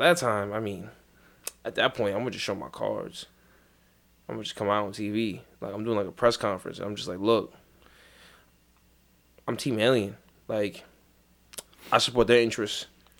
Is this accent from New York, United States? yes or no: yes; East New York, New York, United States; I'm from East New York. Shit like that don't happen to us.